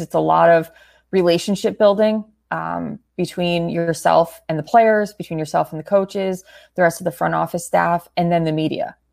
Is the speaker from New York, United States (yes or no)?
no; Connecticut, United States; growing up in Connecticut